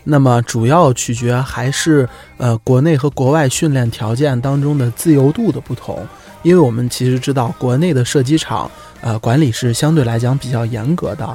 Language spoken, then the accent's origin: Chinese; China; 我们中国人